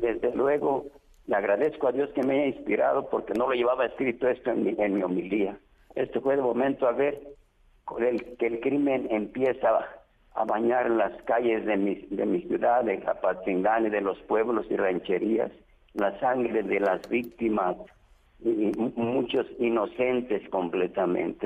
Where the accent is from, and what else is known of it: Mexico